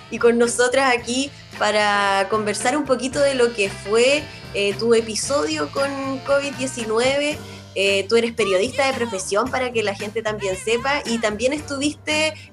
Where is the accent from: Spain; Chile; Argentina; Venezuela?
Chile; southern Chile; somos el sur de Chile y justamente para el sur de Chile es donde está la embarrada todavía con los casos activos.